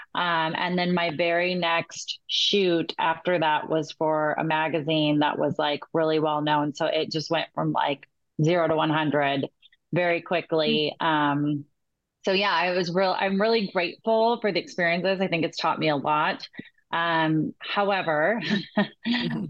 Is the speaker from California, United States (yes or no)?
yes; California, United States; I was from California.